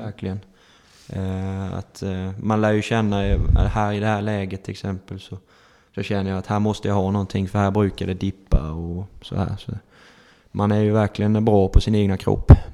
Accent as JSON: {"language": "Swedish", "town": "Holmsjö", "region": "Blekinge", "country": "Sweden", "tie": "born or raised there", "also_born_or_lived": "Emmaboda / Ingelstad", "said": "man är uppväxt här i Holmsjö"}